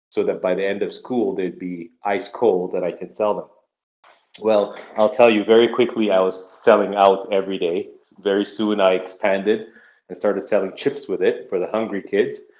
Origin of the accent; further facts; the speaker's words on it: Saudi Arabia; also born or lived in Nigeria; I was born in in West Africa in Nigeria, um, and uh, my parents moved us to Saudi Arabia when I was six years old. So spent my formative years there